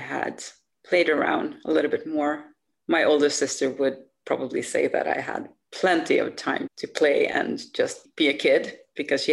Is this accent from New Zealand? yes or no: no; Uppsala, Uppsala County, Sweden; English is a second language; I'm from Uppsala. It's north of Stockholm.